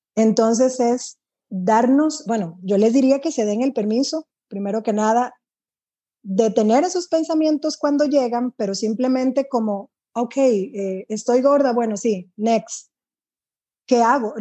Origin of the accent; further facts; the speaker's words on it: Dominican Republic; now in Costa Rica; yo soy de, de República Dominicana, no tengo amigas en Costa Rica